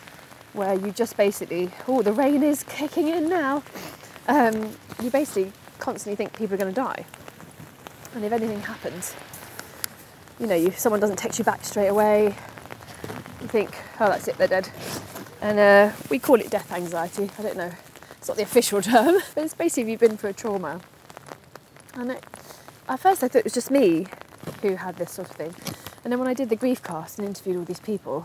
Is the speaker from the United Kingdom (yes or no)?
yes; London, United Kingdom; I am half Welsh, but I grew up in London.